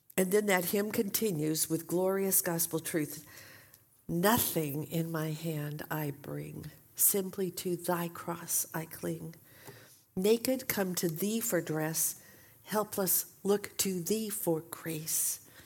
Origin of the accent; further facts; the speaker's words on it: Portland, Oregon, United States; moved away as an adult; also born or lived in Saint Paul, Minnesota; we had recently moved back from Saint Paul, Minnesota to Portland, Oregon, my hometown